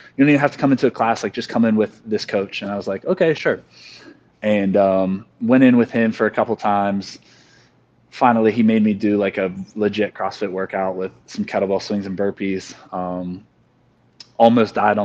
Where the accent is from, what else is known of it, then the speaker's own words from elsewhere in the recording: Morgantown, West Virginia, United States; I'm from Morgantown, West Virginia. That's where WVU is at. So I grew up there, lived there my whole life